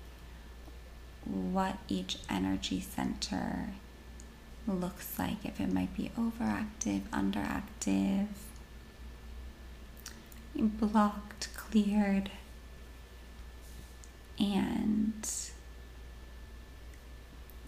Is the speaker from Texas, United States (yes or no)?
no; Washington, United States; born and raised in Washington State